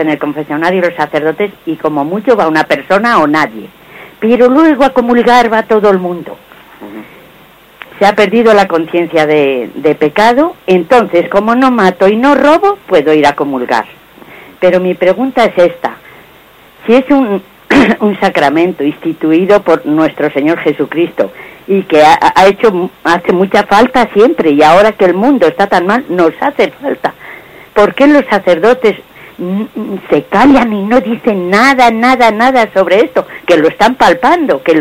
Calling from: Madrid, Community of Madrid, Spain; de Madrid.

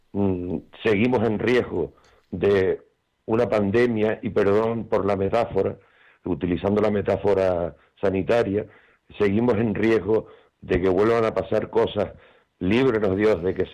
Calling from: Tenerife, Canary Islands, Spain

